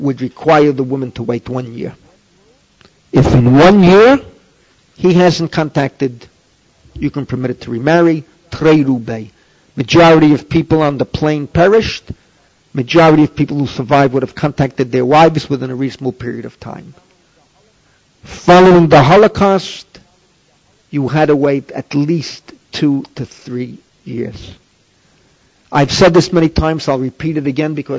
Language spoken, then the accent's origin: English; New York City, New York, United States; moved away as an adult; also born or lived in Maplewood, New Jersey; now in Israel; I'm from the Bronx. I grew up within an easy walk of Yankee Stadium